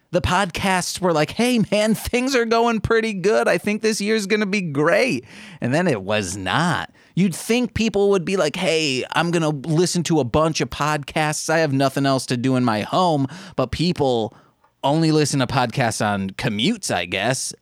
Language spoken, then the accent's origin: English; Brookfield, Illinois, United States; now in Chicago, United States; It's a suburb of Chicago in the southern area.